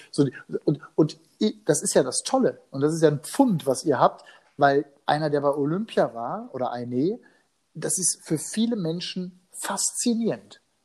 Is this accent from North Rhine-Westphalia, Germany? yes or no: yes; Hagen, North Rhine-Westphalia, Germany; meiner Heimatstadt in Nordrhein-Westfalen, in Hagen